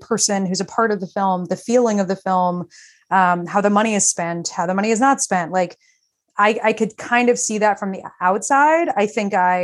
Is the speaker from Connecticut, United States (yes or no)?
no; Texas, United States; moved away; I'm from Texas